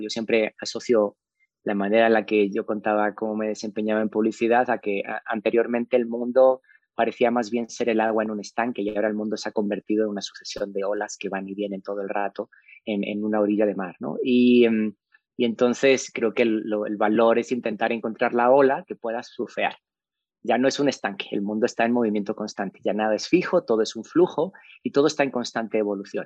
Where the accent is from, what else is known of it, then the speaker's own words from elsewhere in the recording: Spain; moved away as an adult; also born or lived in Saltillo, Mexico; now in Mexico; Soy un inmigrante español eh, que emigró hace mucho tiempo eh, pensando que se iba un par de años de España